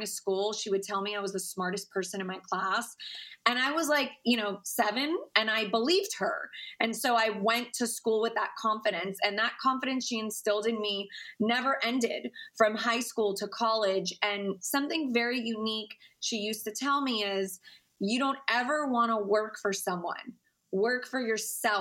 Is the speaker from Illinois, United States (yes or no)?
no; Cypress, Texas, United States; I am from a middle-class home in Houston, Texas, actually Cypress, Texas